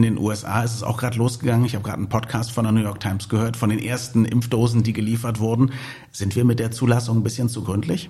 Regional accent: Berlin, Germany; als Berliner.

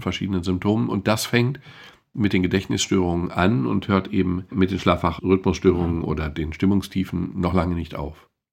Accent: Germany; wir als Deutsche

